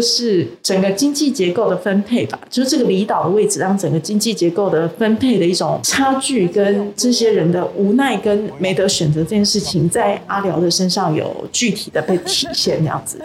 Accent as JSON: {"language": "Chinese", "town": "Tainan", "country": "Taiwan", "moved": "yes", "lives_now": "Taipei, Taiwan", "said": "因为我是台南人嘛，那我自己活在这个台北这个充满钢筋水泥的一个都市"}